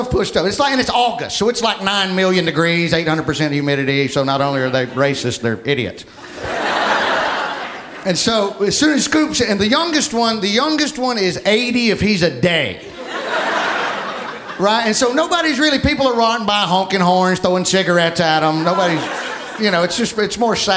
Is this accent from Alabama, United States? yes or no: yes; Alabama, United States; moved away